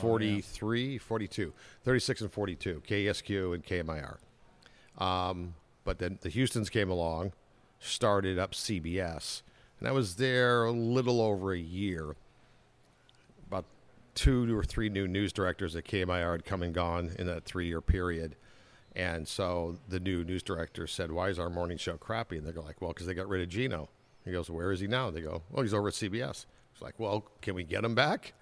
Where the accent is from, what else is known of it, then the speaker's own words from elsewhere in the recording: Anaheim, California, United States; also born or lived in Chicago / Orange County / Minnesota; I was born and raised in Anaheim